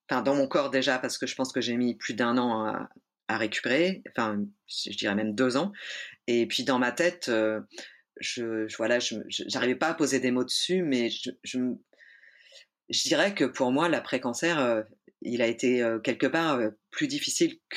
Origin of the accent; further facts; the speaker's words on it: Auvergne-Rhône-Alpes, France; now in Nantes, France; Et puis en plus je venais de Savoie et, euh, et le monde culturel nantais est assez entre soi et c'était assez difficile d'ouvrir les portes quoi.